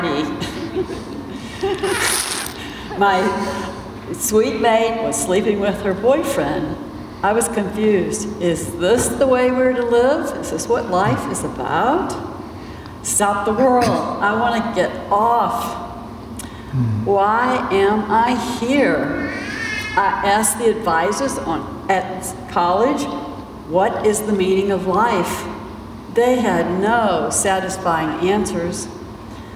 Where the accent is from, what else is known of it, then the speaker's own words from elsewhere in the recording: South Hill, Virginia, United States; Bill and I grew up in the Bible Belt in a very small town in South Hill, Virginia